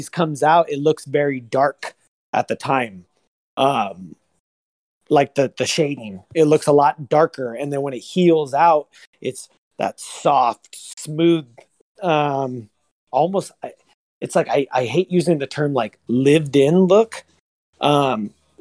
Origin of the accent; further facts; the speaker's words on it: Antioch, California, United States; also born or lived in Pittsburg, California / Chico, California; I'm from Antioch. I was born in Antioch. I was pretty much raised with my grandmother.